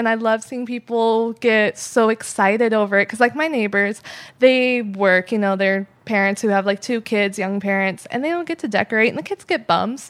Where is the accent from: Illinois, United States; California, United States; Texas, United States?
California, United States; Santee; I grew up in Santee, though, the good part.